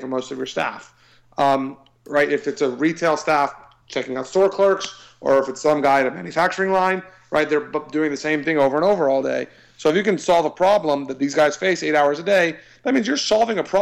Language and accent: English; Austin, Texas, United States; I'm from Austin